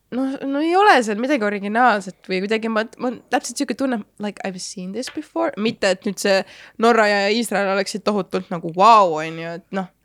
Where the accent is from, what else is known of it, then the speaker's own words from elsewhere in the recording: Estonia; ma olen ka eestlane